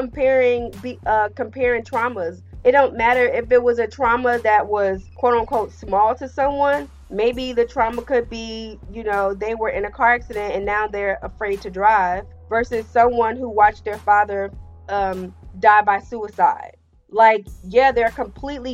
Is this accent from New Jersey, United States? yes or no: yes; New Jersey, United States; he is based in my home state.